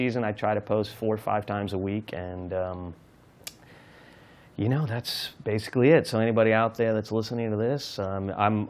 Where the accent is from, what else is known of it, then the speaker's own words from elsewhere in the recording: Summit, New Jersey, United States; moved away as an adult; also born or lived in Newport, Rhode Island; now in New Orleans, United States; I went to Summit High in Summit, New Jersey